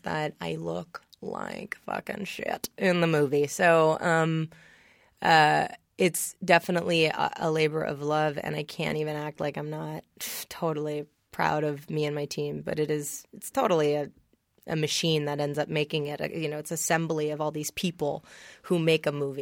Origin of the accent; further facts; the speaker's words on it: New York City, New York, United States; also born or lived in Vero Beach, Florida; I grew up in New York City. um, Upper East Side.